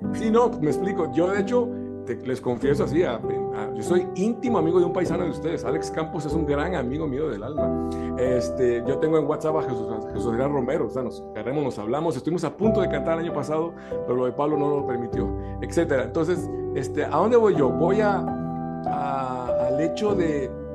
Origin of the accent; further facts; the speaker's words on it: Costa Rica; yo nací en Costa Rica